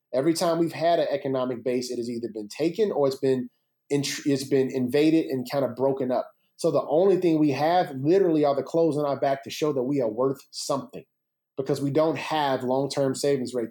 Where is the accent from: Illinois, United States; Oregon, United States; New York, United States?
Illinois, United States; Chicago; growing up in Chicago was amazing.